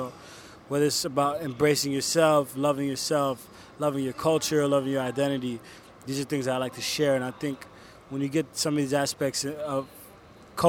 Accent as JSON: {"language": "English", "region": "New York", "country": "United States", "tie": "born or raised there", "also_born_or_lived": "Paris, France / Congo", "said": "I moved to the States when I was around 5 or 6."}